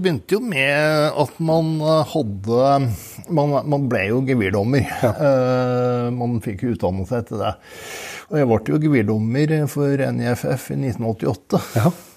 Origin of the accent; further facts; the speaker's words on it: Tynset, Innlandet, Norway; moved away; Jeg er opprinnelig fra Tynset.